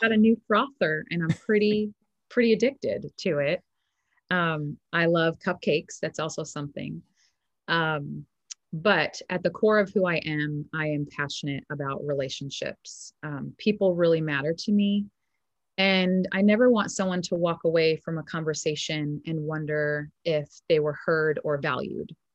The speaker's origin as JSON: {"language": "English", "region": "New York", "country": "United States", "also_born_or_lived": "Arizona", "moved": "as an adult", "said": "I'm originally from New York and moved to Arizona when I was a young adult, about eighteen, nineteen"}